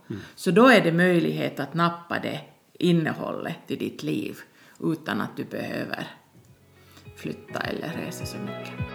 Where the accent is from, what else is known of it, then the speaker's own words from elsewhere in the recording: Tornio, Lapland, Finland; moved away; also born or lived in Rovaniemi / Seinäjoki / Storkyro; Jag är född i Tornedalen, Torneå